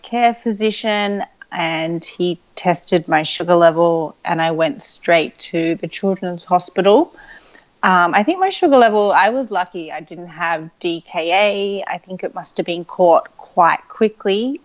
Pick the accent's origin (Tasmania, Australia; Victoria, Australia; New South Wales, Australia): New South Wales, Australia; Sydney; I grew up in Sydney, Australia